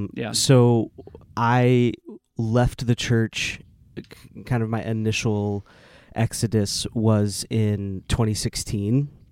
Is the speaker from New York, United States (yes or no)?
no; Oklahoma City, Oklahoma, United States; I was raised Southern Baptist in Oklahoma City. And so very, like, very deep, deep roots in those spaces.